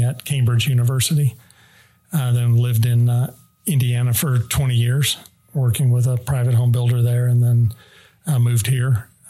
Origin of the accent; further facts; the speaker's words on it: The Hague, South Holland, Netherlands; moved away; So 5 years growing up in The Hague in the Netherlands. So that was very impactful.